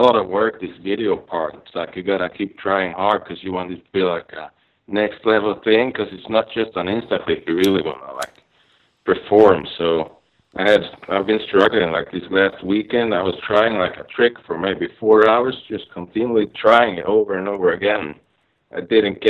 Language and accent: English; Borås, Västra Götaland, Sweden; now in California, United States; I grew up in a city called Borås. It's like an hour away from Gothenburg